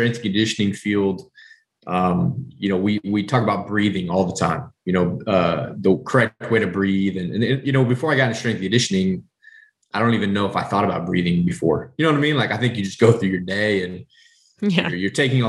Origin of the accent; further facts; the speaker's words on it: Southwest Kansas, United States; I'm from the Midwest. So I'm from, like I said, at the beginning, I'm from Southwest Kansas. I grew up on red meat.